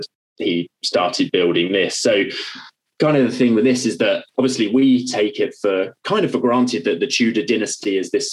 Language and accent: English; Essex, East of England, United Kingdom; moved away as an adult; now in London, United Kingdom; I moved to London. Well, I grew up in Essex, so not far from London.